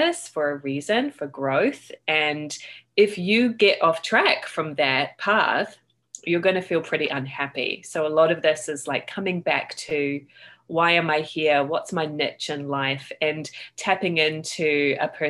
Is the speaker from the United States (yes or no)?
no; Christchurch, Canterbury, New Zealand; I grew up in Christchurch, New Zealand